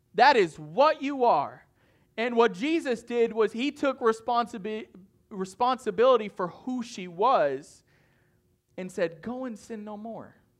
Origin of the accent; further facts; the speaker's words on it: northern Maine, United States; moved away; I'm from the North Boonies of Maine, and it takes seven hours to get to Boston